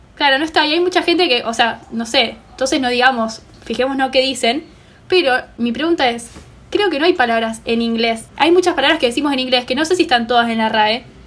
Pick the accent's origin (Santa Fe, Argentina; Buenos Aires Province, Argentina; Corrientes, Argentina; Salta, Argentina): Santa Fe, Argentina; Rosario; born or raised there